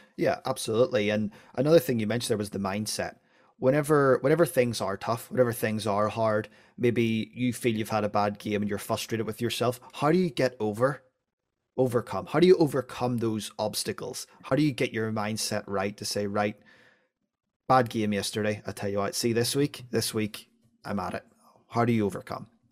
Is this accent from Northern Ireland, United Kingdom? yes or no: yes; Northern Irish, Northern Ireland, United Kingdom; being Northern Irish